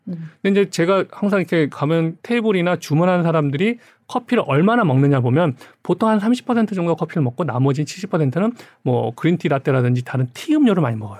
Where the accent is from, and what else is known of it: South Korea; moved away as an adult; now in Vietnam